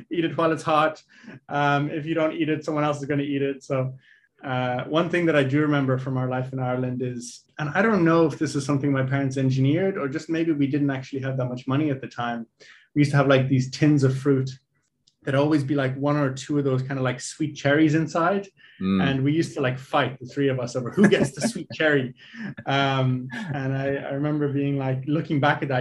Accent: Lesotho; And so um, growing up in Lesotho was a fascinating experience.

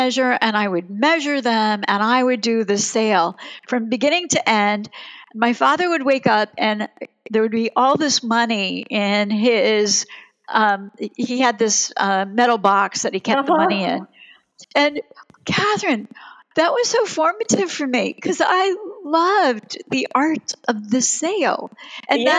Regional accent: Germany; now in United States; I was born in Germany, and my father never came here.

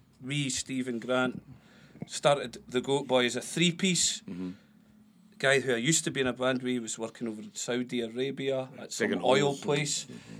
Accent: Blairgowrie, Scotland, United Kingdom; moved away; I'm originally from Blairgowrie.

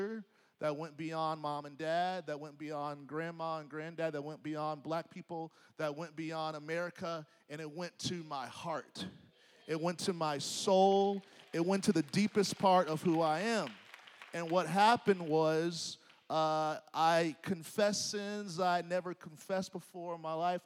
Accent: Nashville, Tennessee, United States; moved away as an adult; I grew up in Nashville. I went to college in Nashville.

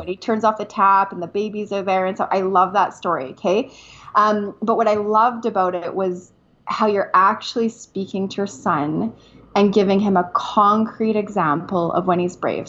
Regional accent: Canada; moved away as an adult; now in United States; I am a Canadian. I am a Canadian

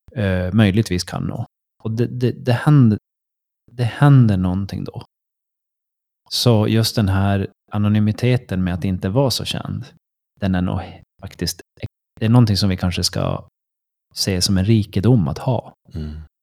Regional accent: Sweden

